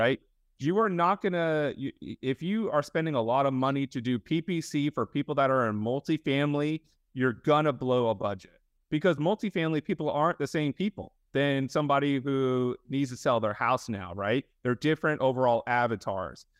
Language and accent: English; Fort Lauderdale, Florida, United States; I grew up in Fort Lauderdale, uh, for a majority of my life